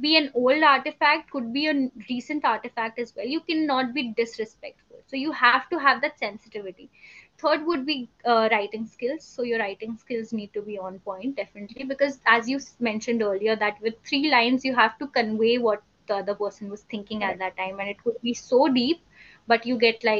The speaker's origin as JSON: {"language": "English", "region": "Uttarakhand", "country": "India", "tie": "born or raised there", "said": "I'm from Uttarakhand. I'm a native of Uttarakhand"}